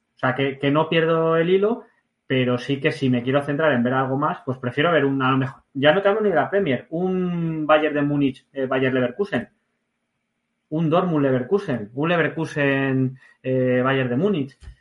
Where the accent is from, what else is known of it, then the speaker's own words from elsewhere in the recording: Community of Madrid, Spain; accent: Madrilenian with Asturian and Basque traits; also born or lived in Asturias / Basque Country; Tengo la chulería madrileña y luego lo bruto de, los asturianos y los vascos